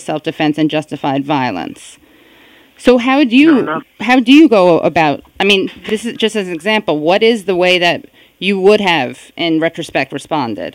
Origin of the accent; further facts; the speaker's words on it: New York City, New York, United States; I am from the Upper West Side. Although, when I was growing up there